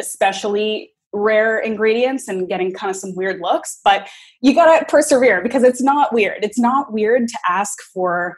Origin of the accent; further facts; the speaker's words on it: Canada; also born or lived in New York, United States; when I grew up in Canada, and then I graduated university, and I moved around a lot. And for a long chunk of time, I was living in New York